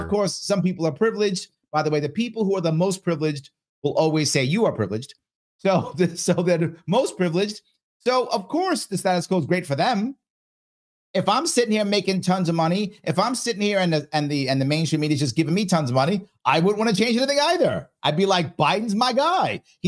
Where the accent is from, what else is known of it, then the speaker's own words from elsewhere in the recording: Bronx, New York, United States; When I was growing up in the Bronx as a kid in the 70s, right, most of the local stores were owned by local people.